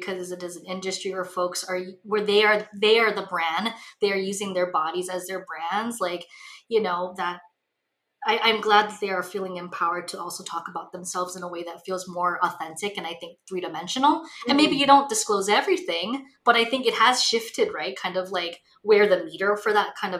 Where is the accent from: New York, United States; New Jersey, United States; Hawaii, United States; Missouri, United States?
Hawaii, United States; now in Los Angeles, United States; I grew up in Hawaii, which is basically like an island version of the Midwest.